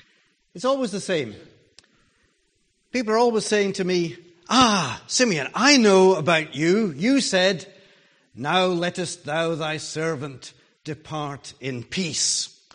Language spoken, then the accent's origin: English; Jerusalem, Jerusalem District, Israel; Now, once I was old enough to realize that I came from Jerusalem, I was pretty proud about that.